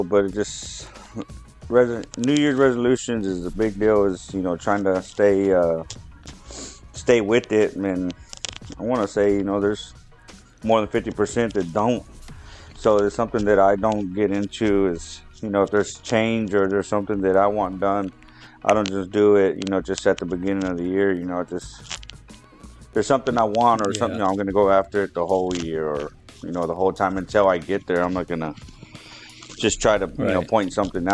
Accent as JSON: {"language": "English", "town": "Devine", "region": "Texas", "country": "United States", "moved": "yes", "lives_now": "Charlotte, United States", "said": "originally from Divine, Texas. I've been here in Charlotte, Texas, 16 years now"}